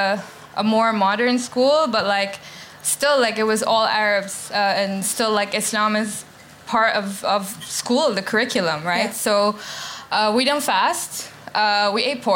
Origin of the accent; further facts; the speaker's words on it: Bahrain; now in London, United Kingdom; I grew up in Bahrain